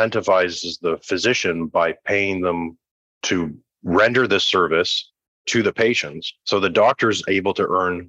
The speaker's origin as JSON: {"language": "English", "country": "Canada", "said": "I'm Canadian, so I come from the Canadian healthcare system"}